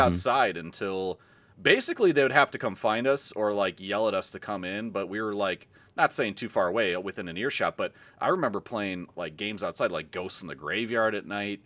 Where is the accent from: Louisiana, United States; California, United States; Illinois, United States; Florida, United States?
Illinois, United States; Carol Stream; I grew up in Carroll Stream-ish area.